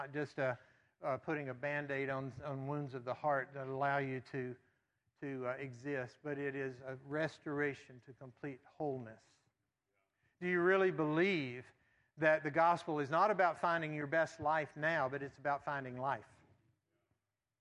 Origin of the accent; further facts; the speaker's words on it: the Bible Belt, the South, United States; growing up in the Bible Belt